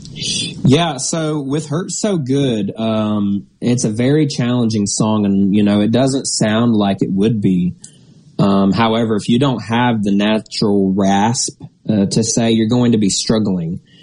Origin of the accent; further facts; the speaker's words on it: Wabash, Indiana, United States; moved away as an adult; now in Amory, United States; my hometown, Wabash, Indiana